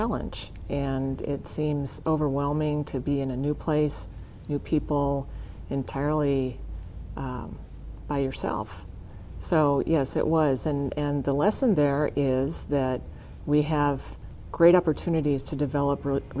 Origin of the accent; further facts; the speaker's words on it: Kimball, South Dakota, United States; I grew up in Kimball, which is, at the time I was growing up, a town of about 1,000 people